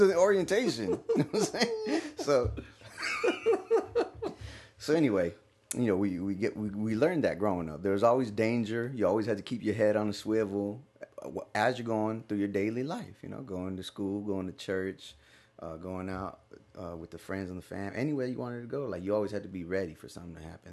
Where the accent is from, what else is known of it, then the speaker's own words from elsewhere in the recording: Stockton, California, United States; moved away; I grew up in Stockton, California.